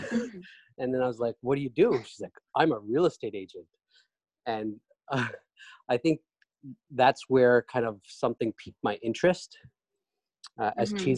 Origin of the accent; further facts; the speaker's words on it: Canada; moved away as an adult; also born or lived in Pakistan; now in New York, United States; I'm Canadian by birth, born and raised there for most of my life, lived in Pakistan for a small stint